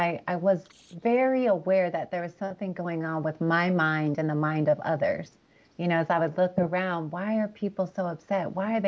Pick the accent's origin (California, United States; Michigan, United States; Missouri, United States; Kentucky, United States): California, United States; also born or lived in Los Angeles; I grew up really between Northern and Southern California. I was born in Los Angeles.